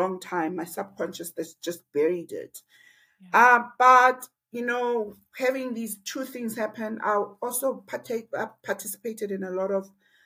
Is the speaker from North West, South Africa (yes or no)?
no; Alice, Eastern Cape, South Africa; I was born in a little town called Ellis.